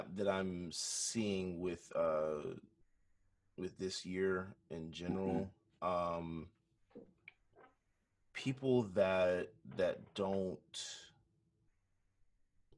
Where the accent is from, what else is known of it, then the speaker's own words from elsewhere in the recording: United States; I grew up in America as a Black man